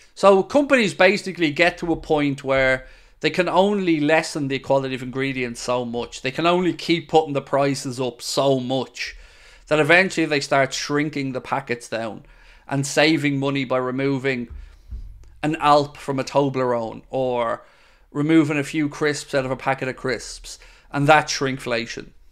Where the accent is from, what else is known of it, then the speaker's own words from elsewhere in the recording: Ireland; I'm Irish